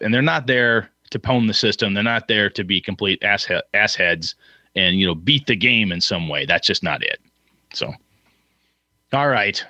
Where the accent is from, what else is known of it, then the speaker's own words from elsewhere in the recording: Wausau, Wisconsin, United States; my hometown of Wausau, Wisconsin